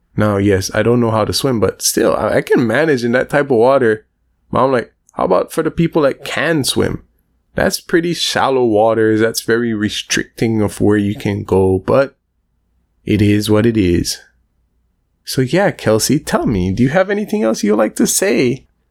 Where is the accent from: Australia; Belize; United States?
Belize; There's also a lot of Spanish speakers and Belize based on our geographic location